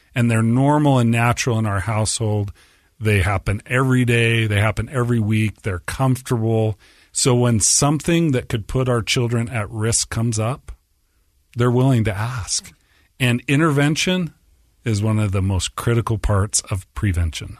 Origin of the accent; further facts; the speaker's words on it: Orem, Utah, United States; So I grew up in Orem, right on the edge